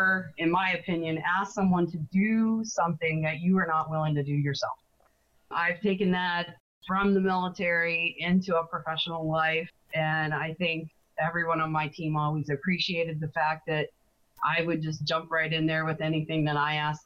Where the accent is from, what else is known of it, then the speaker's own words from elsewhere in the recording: Rayland, Ohio, United States; I'm from Rayland, Ohio, and I was born and raised in Ohio